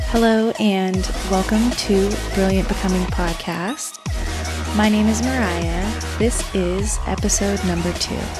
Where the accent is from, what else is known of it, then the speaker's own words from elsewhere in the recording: Hailey, Idaho, United States; about an hour to two hours away from Sun Valley, Haley area, which is where I was raised